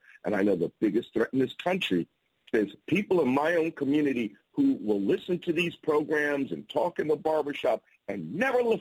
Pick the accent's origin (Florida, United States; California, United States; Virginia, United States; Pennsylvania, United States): Pennsylvania, United States; Philadelphia; I'm from Philadelphia. I'm in Philadelphia right now